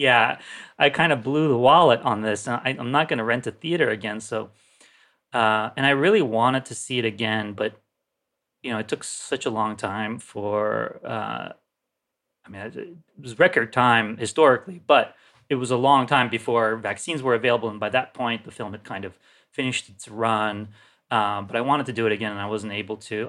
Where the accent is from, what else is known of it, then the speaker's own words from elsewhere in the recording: Turkey; moved away; I grew up in Turkey